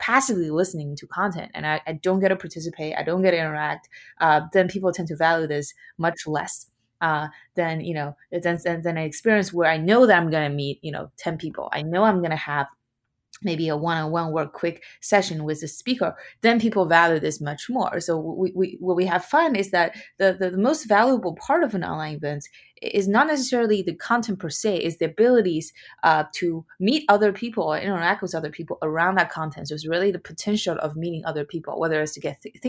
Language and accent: English; China; moved away as an adult; now in United States; I was born and raised in China, and I moved to the US for college.